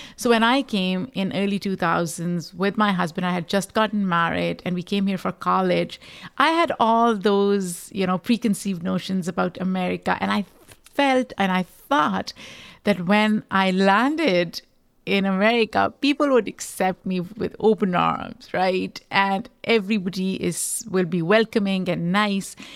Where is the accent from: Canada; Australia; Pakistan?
Pakistan; now in United States; I am a Pakistani immigrant